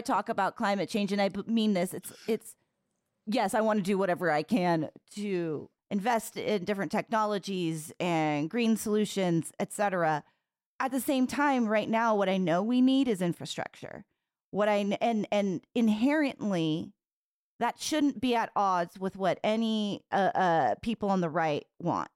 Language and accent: English; California, United States; also born or lived in San Diego; I grew up in California